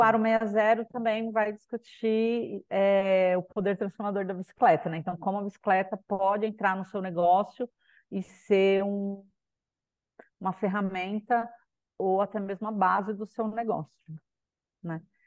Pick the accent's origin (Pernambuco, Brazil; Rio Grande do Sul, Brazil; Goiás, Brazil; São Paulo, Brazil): São Paulo, Brazil; moved away as an adult; now in Macaé, Brazil; sou de São Paulo, né, mas atualmente estou morando aqui em Macaé, no Rio de Janeiro